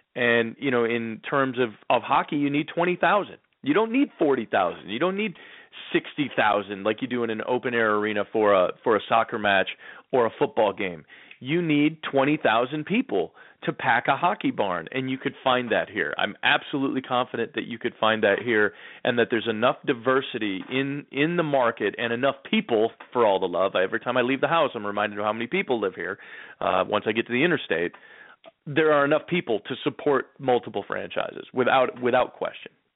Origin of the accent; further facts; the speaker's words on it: Detroit, Michigan, United States; now in Seattle, United States; growing up in Detroit